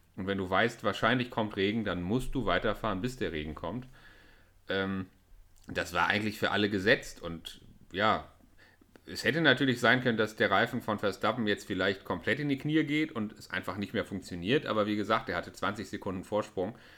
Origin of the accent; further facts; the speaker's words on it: Germany; als Deutscher